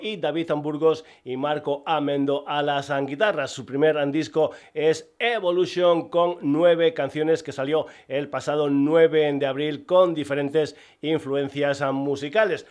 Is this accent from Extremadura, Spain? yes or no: yes; Extremadura, Spain; mi tierra, de Extremadura